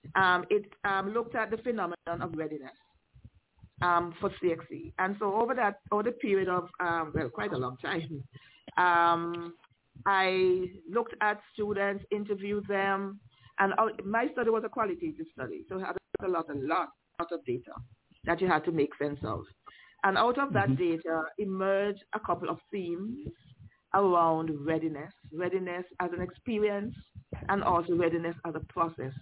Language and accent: English; Liberta, Saint Paul, Antigua & Barbuda; also born or lived in Montserrat; I grew up in Liberta